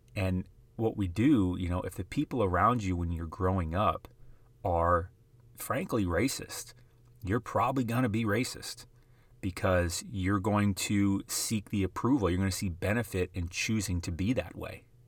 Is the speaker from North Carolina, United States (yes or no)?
no; South Dakota, United States; I grew up in the middle of South Dakota.